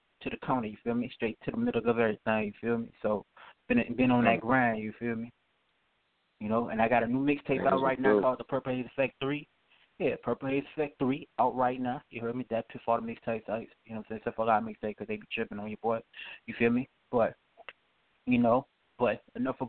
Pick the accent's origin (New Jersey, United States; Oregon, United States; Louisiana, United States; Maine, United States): Louisiana, United States; Thibodaux; I'm from Thibodaux, Louisiana.